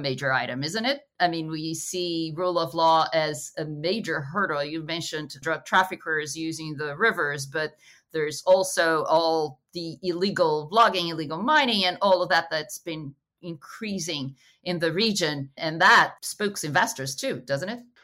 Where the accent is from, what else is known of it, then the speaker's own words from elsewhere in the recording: Rio de Janeiro, Brazil; I am Brazilian, but I'm from Rio